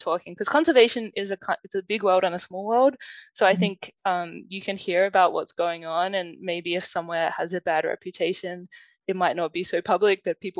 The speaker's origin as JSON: {"language": "English", "town": "Adelaide", "region": "South Australia", "country": "Australia", "tie": "born or raised there", "accent": "Australian", "said": "when I was growing up in Adelaide"}